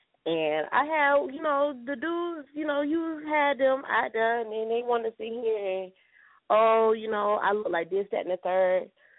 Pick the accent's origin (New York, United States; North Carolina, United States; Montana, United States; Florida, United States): Florida, United States; I'm Florida.